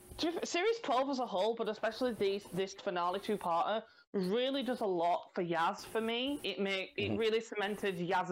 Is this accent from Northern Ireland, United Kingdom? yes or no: no; Yorkshire and the Humber, United Kingdom; coming from Yorkshire